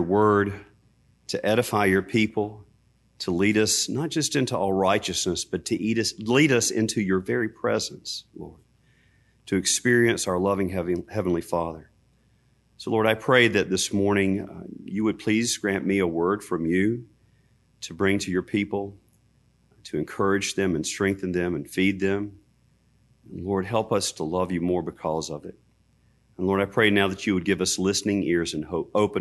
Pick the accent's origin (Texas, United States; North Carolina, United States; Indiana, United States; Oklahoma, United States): North Carolina, United States; Hamlet; moved away; I went back to my hometown, Hamlet, North Carolina